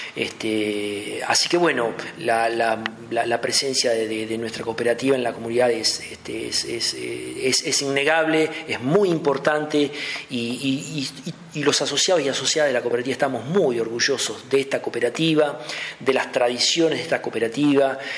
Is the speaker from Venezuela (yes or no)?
no; Doblas, La Pampa, Argentina; also born or lived in La Plata; now in Santa Rosa, Argentina; nativo de, un pueblito de acá cerca, de Doblas